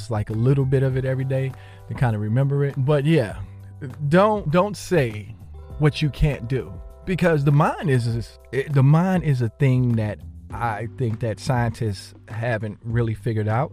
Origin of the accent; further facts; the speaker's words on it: Jersey City, New Jersey, United States; my childhood growing up in Jersey City